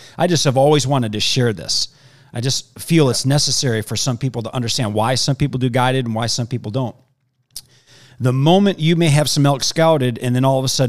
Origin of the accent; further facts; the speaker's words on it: Midwest, United States; now in Arizona, United States; I grew up in the Midwest.